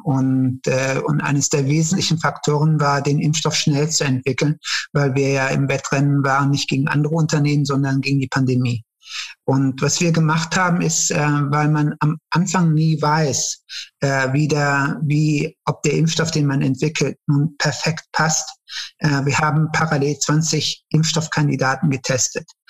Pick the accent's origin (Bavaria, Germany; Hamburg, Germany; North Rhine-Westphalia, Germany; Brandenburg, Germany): North Rhine-Westphalia, Germany; Cologne; also born or lived in Turkey; ich hatte eine sehr schöne Kindheit hier in Köln. Äh, ich bin in Köln-Nil aufgewachsen